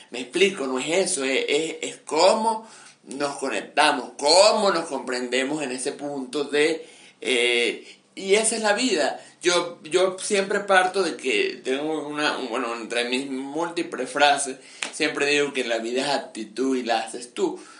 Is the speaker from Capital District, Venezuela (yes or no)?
no; Mérida, Venezuela; venezolano siempre, nosotros como venezolanos siempre regresamos, así nos lleva para China. Y, y amo a, Mérida y aquí estoy eh, aún en el medio de estas